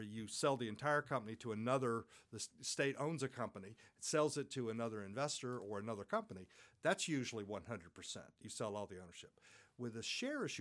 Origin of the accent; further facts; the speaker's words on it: United States; in my home country, the United States